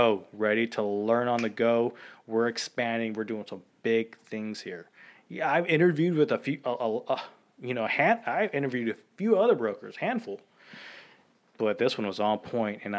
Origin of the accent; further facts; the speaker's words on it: San Antonio, Texas, United States; also born or lived in La Vernia, Texas; I grew up in San Antonio